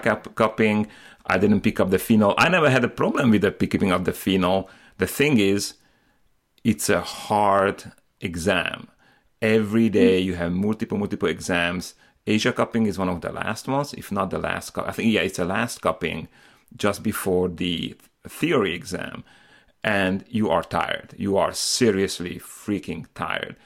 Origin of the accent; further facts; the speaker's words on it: Slovakia; moved away; I'm originally from Slovakia